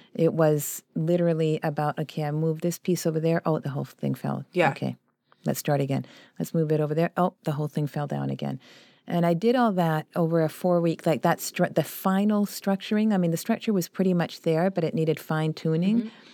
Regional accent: Vancouver, British Columbia, Canada; also born or lived in Chile; we were one of the poorest demographics in Vancouver when we first arrived there

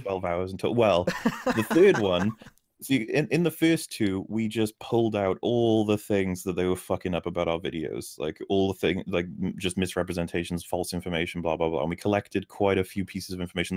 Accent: Wales, United Kingdom; accent: Wales

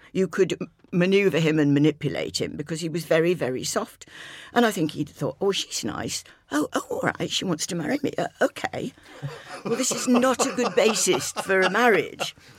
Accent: Scarborough, Yorkshire and the Humber, United Kingdom; moved away; to have been born and brought up in Scarborough

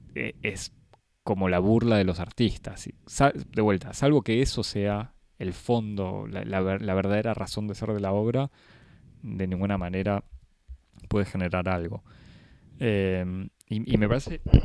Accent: Argentina; a mí como argentino

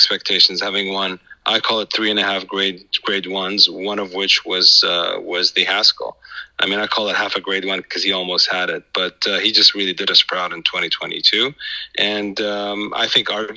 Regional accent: Saudi Arabia

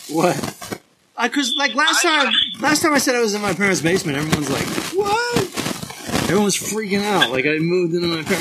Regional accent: California, United States; now in East Coast, United States; I'm from California. I haven't been there since March

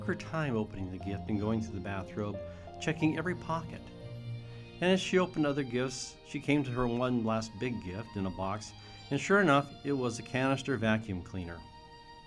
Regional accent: Brewster, United States; my family, growing up in Brewster, we always knew the reason for the season

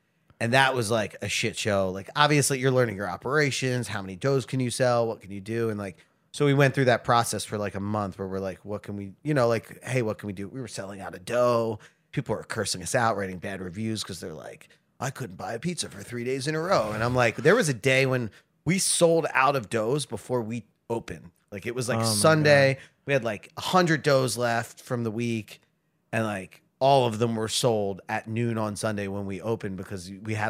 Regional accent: Philadelphia, Pennsylvania, United States; moved away as an adult; now in Baltimore, United States; I'm from Philadelphia.

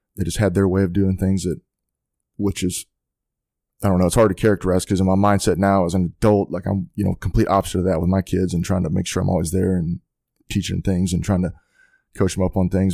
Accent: Haslet, Texas, United States; I grew up in Hazel, Texas, um, outside of Fort Worth.

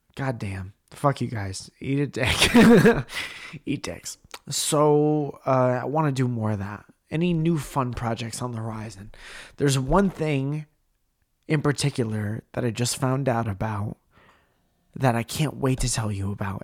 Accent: Stratford, Connecticut, United States; moved away; in Connecticut and in Stratford calling out my hometown

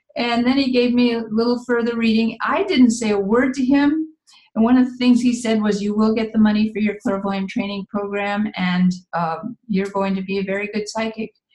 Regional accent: Midwest, United States; moved away; also born or lived in San Jose, California; I'm originally from the Midwest

